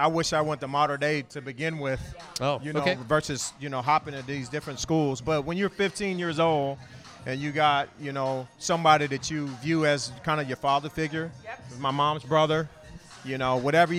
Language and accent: English; California, United States; moved away as an adult; also born or lived in Washington; I was able to go to Washington State and be on my own, get away from California